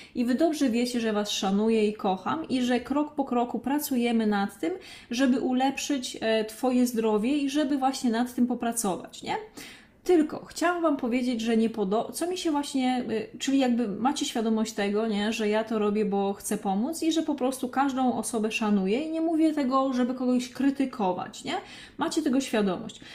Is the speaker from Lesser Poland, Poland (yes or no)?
yes; Krzykawa, Lesser Poland, Poland; also born or lived in Katowice; now in Warsaw, Poland; ja mieszkałam właśnie pod Olkuszem, pochodzę właśnie z takiej małej, pięknej miejscowości Krzykawa e, pod Olkuszem